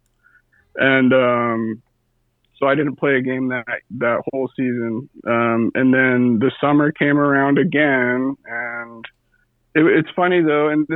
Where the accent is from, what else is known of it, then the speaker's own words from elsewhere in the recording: California, United States; moved away; I came from California, but like I was raised by the Western Hockey League, that culture